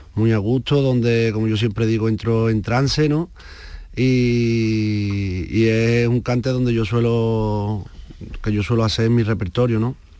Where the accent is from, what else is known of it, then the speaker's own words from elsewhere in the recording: Seville, Andalusia, Spain; yo vengo de Triana